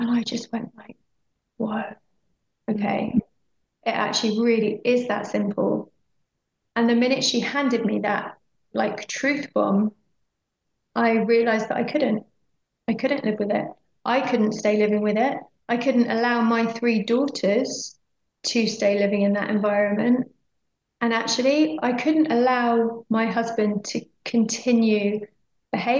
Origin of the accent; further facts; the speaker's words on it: Oxfordshire, South East England, United Kingdom; moved away as an adult; also born or lived in London; we moved back to my hometown, which was a place that I never particularly wanted to move back to again. It's a beautiful town in Oxfordshire.